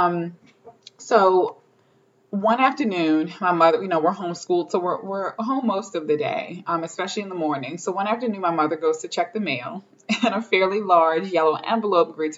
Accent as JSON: {"language": "English", "area": "Baltimore County", "region": "Maryland", "country": "United States", "tie": "born or raised there", "said": "my experience as a child growing up in Baltimore County, Maryland"}